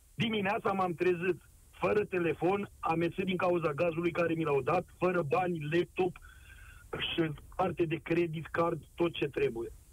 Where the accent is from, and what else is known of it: Romania; now in France